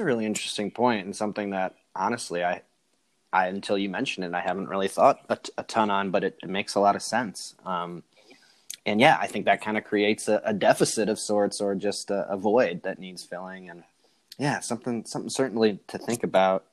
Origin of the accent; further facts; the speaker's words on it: Chicago, Illinois, United States; I'm from the Chicago